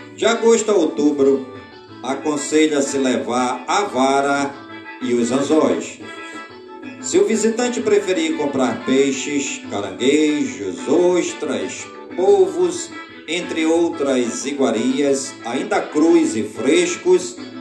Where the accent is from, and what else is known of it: Careiro da Várzea, Amazonas, Brazil; born or raised there